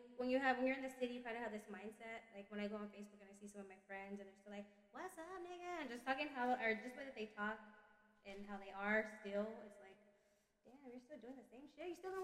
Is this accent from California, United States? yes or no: yes; Stockton, California, United States; moved away as an adult; now in Alaska, United States; I'm from Cali, the 209, Stockton, California.